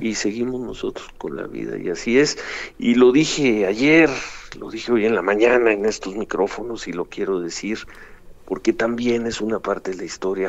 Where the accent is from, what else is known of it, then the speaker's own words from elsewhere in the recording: Mexico; como ciudadano, como mexicano